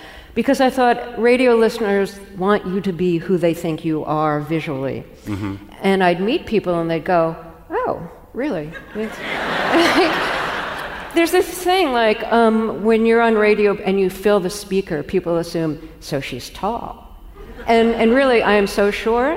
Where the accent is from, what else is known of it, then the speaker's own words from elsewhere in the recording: New York City, New York, United States; growing up in Brooklyn